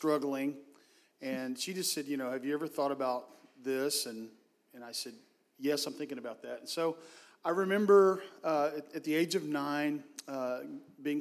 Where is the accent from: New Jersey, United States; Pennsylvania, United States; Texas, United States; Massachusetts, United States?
Texas, United States; Hurst; I grew up in the Metroplex in Hearst, Texas